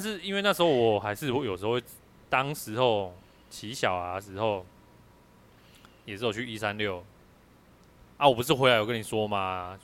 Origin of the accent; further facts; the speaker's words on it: Kaohsiung, Taiwan; 我就高雄人啊，我就乡下人啊，我台语当然好啊